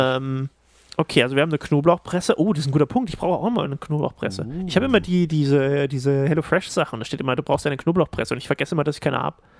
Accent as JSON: {"language": "German", "region": "Thuringia", "country": "Germany", "said": "ich als Thüringer"}